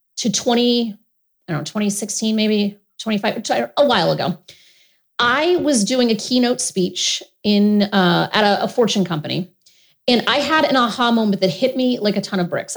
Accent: Rhode Island, United States; I grew up in Rhode Island, and I come from a pretty dysfunctional family

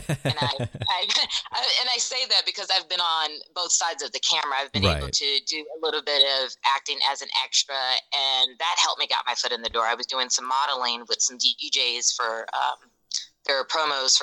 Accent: Virginia, United States; moved away as an adult; now in Birmingham, United States; growing up in Virginia, I was very fortunate to be in the city.

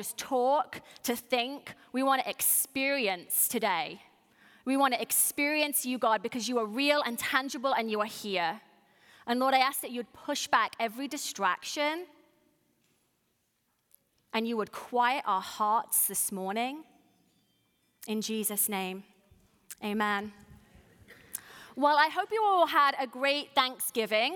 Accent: United Kingdom; what I'm calling a ham sandwich, because I'm British

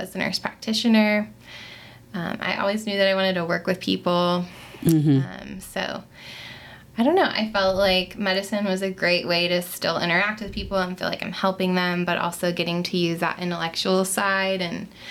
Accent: Melbourne Beach, Florida, United States; moved away as an adult; now in Nashville, United States; I'm originally from Florida. I grew up in a small beach town, Melbourne Beach, Florida.

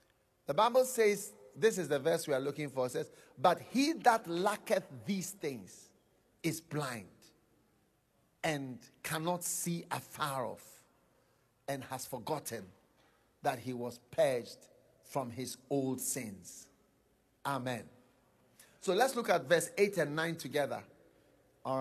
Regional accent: Ghana; I'm coming from Ghana. I am Swiss and Ghanaian. I'm coming from Ghana

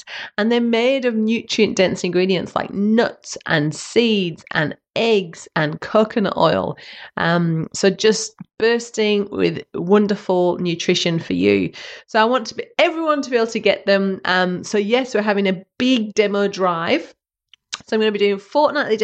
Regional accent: Western Australia, Australia; WA, my home state

